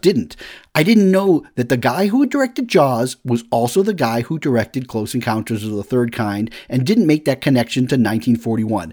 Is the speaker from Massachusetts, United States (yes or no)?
yes; Woburn, Massachusetts, United States; also born or lived in Lexington, Massachusetts; I first get to Woburn, Massachusetts is where I moved from Lexington, Massachusetts